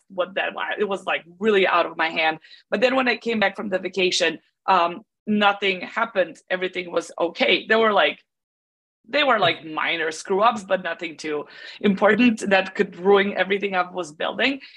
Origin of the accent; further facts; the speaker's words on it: Belgrade, Serbia; So I'm born and raised in Belgrade in Serbia